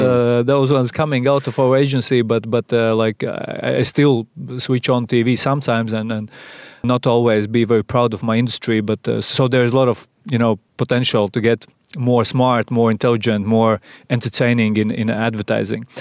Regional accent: Sigulda, Vidzeme, Latvia; I'm a, a guy from Sigulda

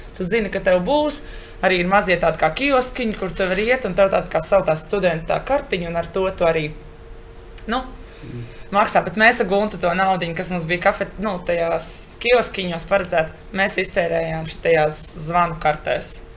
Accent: Latvia; moved away as an adult; mums, tieši jauniešiem, kas nāk no Latvijas

